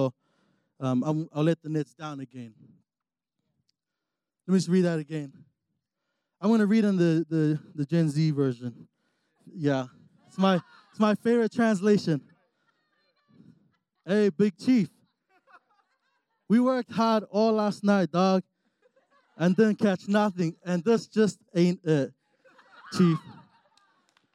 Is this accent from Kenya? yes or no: no; New Zealand; moved away as an adult; now in Utah, United States; I'm actually from New Zealand. And so, you know, I moved out here 3 years ago